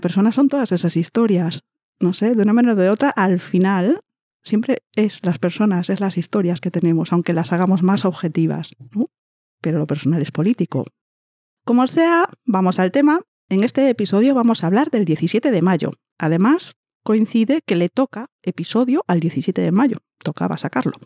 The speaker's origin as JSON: {"language": "Spanish", "region": "Galicia", "country": "Spain", "said": "somos de la misma provincia, es que es todo tan. somos del mismo sitio, somos vecinas."}